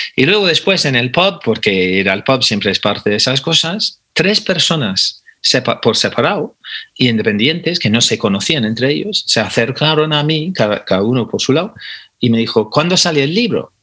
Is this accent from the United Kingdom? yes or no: yes; England, United Kingdom; moved away as an adult; now in Spain; soy inglés de nacionalidad, pero llevo 30 años viviendo en España, o sea que ya no sé de qué país soy